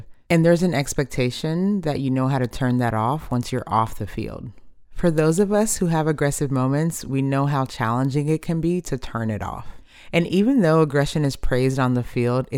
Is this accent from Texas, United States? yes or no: yes; Richardson, Texas, United States; My brother and I were raised in Richardson, Texas, a cute little suburb just outside of Dallas